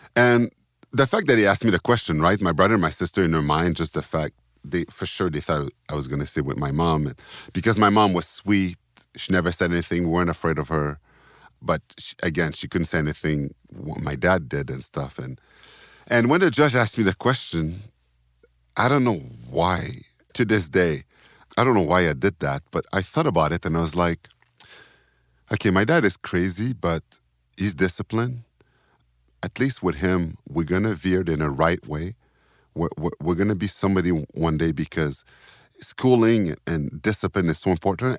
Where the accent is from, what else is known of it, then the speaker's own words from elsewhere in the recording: Sorel-Tracy, Quebec, Canada; also born or lived in Montreal; I remember most of my youth in, in Tracy because I was four and on. and we lived there for, like, eleven years.